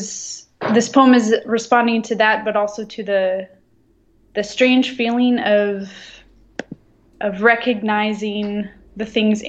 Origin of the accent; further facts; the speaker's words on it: Midland, Michigan, United States; moved away as an adult; now in France; I was raised in Midland, Michigan